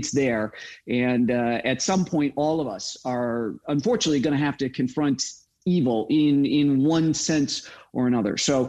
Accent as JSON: {"language": "English", "region": "Midwest", "country": "United States", "tie": "born or raised there", "said": "growing up in the Midwest with my Marine Corps dad and my flight attendant mom"}